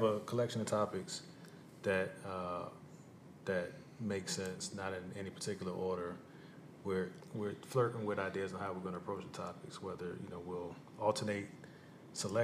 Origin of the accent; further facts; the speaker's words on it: Hampton Roads, Virginia, United States; moved away as an adult; also born or lived in Washington, D.C. area; now in Texas, United States; We're currently living in Texas. We are from Virginia. We've lived in the Northern Virginia, D.C. area. We're from Hampton Road, 757